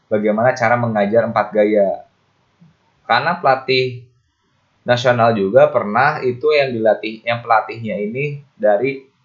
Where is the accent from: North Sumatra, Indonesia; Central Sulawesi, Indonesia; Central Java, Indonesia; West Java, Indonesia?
West Java, Indonesia; Walaupun gue aslinya Kabupaten Bogor, tapi gue megang PRSI Kabupaten Karawang sebagai koordinator wasit Jawa Barat.